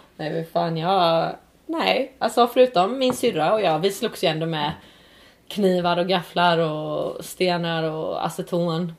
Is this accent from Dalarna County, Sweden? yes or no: no; Örkelljunga, Skåne, Sweden; där jag växte upp, jag växte upp i Skåne, i Örkelljunga tror jag